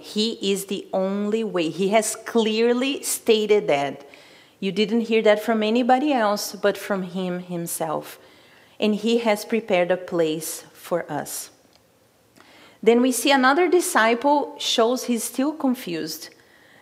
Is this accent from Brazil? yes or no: yes; Brazil; moved away; I'm from Brazil